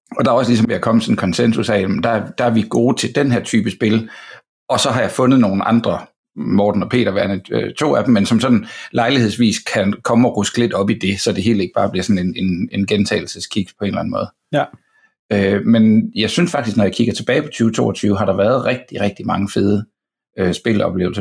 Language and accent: Danish; Fredericia, Southern Denmark, Denmark; now in Copenhagen, Denmark; jeg er fra Fredericia og bor i København nu